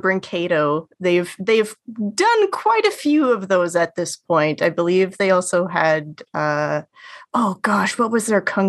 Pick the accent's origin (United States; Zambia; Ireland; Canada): Canada; speaking as a Canadian